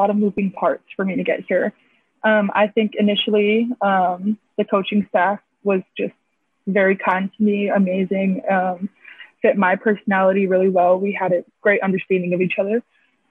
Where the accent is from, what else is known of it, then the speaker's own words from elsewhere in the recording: Hawaii, United States; moved away as an adult; Being Hawaiian is rare nowadays. So it's nice to see that there's a whole school dedicated to our people